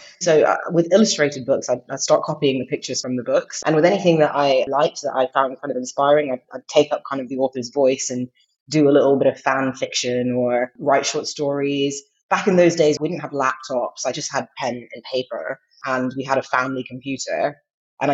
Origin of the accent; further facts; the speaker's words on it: England, United Kingdom; also born or lived in Saudi Arabia / United States; Yeah, so I was born in England, but when I was two, we moved to Saudi Arabia. I was there for a couple of years, came back to England, went to America, lived there for quite a few years, came back to England